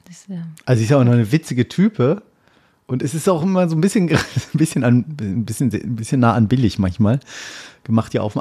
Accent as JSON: {"language": "German", "town": "Oldenburg", "region": "Lower Saxony", "country": "Germany", "said": "Oldenburg in meiner Heimat."}